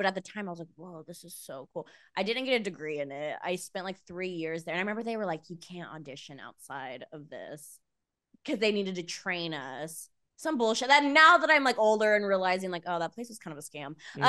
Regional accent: Visalia, California, United States; I grew up in Visalia. It's like 3 hours north

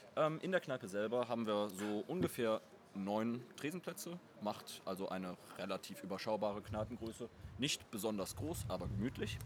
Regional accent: Cologne, North Rhine-Westphalia, Germany; wir beide als Nord- und Ostkölner sind ja, äh, nicht hier gebürtige Südstädter.

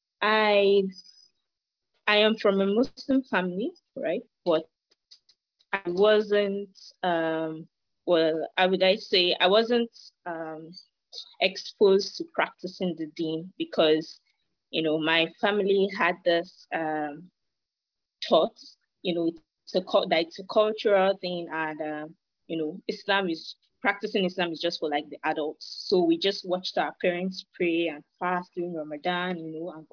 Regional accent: Nigeria; I'm from Nigeria.

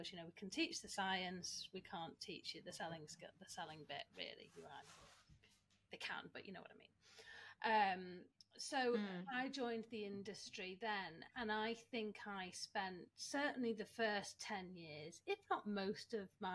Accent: Manchester, North West England, United Kingdom; I'm Manchester born and bred. I love my hometown and I will now never leave.

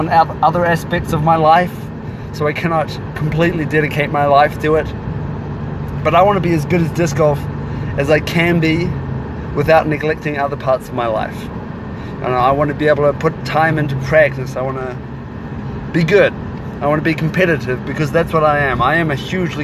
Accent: New Zealand; moved away as an adult; also born or lived in Germany; now in Columbia, United States; I currently live in Columbia, Missouri, but I grew up in New Zealand. My parents moved there from Germany when I was just a baby

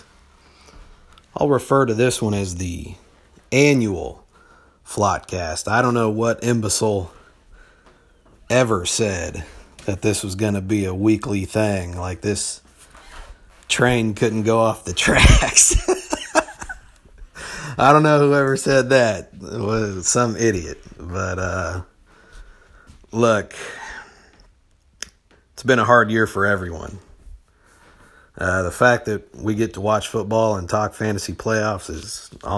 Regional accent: Topeka, Kansas, United States; We're all from Topeka in one way or another

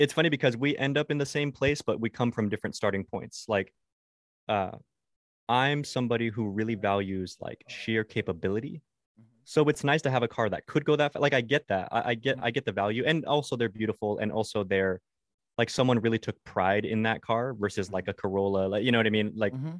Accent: Mexico; Yeah. I grew up in Mexico.

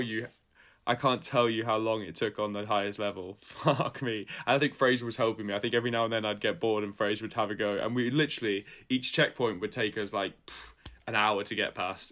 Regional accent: Scotland, United Kingdom; I'm from Scotland

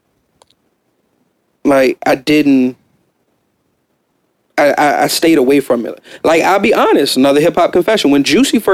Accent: West Coast, United States; I'm from the West Coast

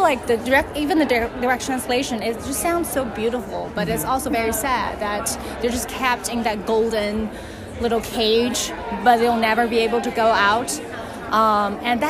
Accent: China; first language Chinese; English is a second language; moved away; I'm from China, so that's my native language.

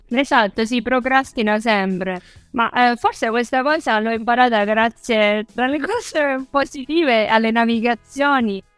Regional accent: Acireale, Sicily, Italy; now in Viareggio, Italy; da Cireale più o meno funziona così, che è il mio paese d'origine

